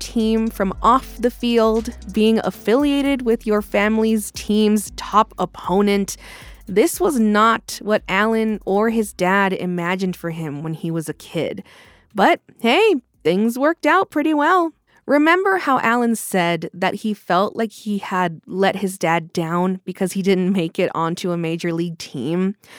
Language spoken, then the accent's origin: English; Texas, United States; I'm from Texas